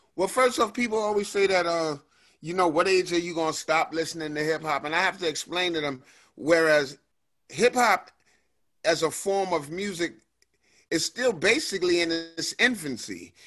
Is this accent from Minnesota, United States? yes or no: no; New York City, New York, United States; also born or lived in New Rochelle; I grew up, you know, um, between the Bronx and New Rochelle, which is a suburb of the Bronx.